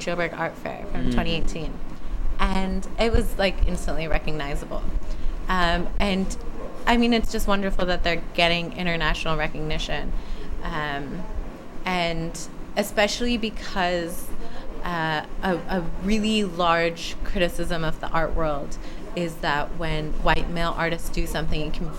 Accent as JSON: {"language": "English", "country": "United States", "also_born_or_lived": "Missouri / South Africa", "accent": "American", "said": "have an American accent"}